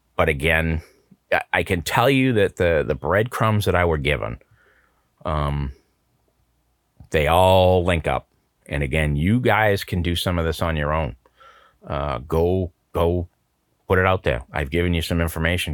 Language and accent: English; United States; as an American citizen, I'm gonna say this, you know, I'm a true blue, red, white, and blue